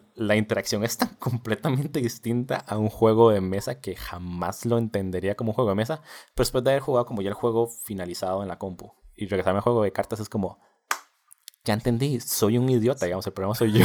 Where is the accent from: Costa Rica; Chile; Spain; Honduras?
Costa Rica; Nosotros somos de Costa Rica